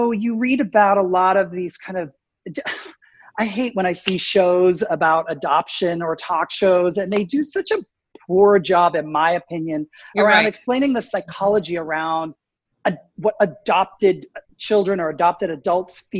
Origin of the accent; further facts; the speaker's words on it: Canada; moved away as an adult; also born or lived in United States; I grew up in Canada, even though I was born in the States